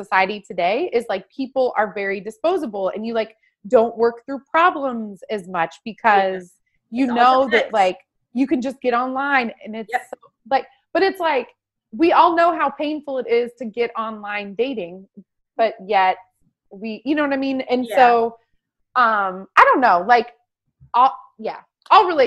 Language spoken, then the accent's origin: English; Tillamook, Oregon, United States; I'm from Tillamook. I'm from a town of 4,000 people